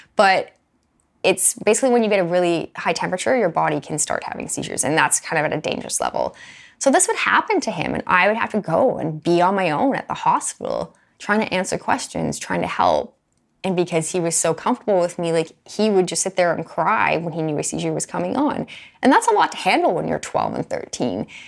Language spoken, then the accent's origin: English; Alberta, Canada; I grew up in Alberta.